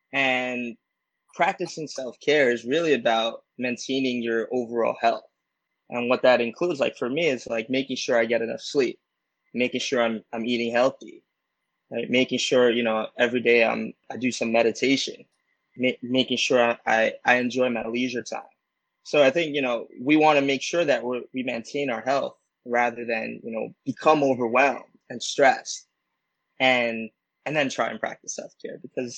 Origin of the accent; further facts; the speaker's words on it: Puerto Rico; I had a beautiful trip in mid-June to my home country, Puerto Rico.